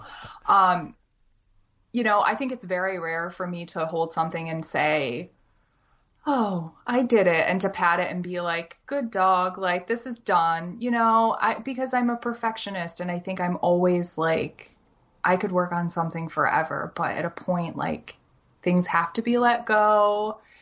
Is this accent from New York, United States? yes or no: yes; Syracuse, New York, United States; also born or lived in Maryland; now in Ithaca, United States; I'm from Syracuse, New York, specifically Camillus. Um, so I was born, born and raised in Syracuse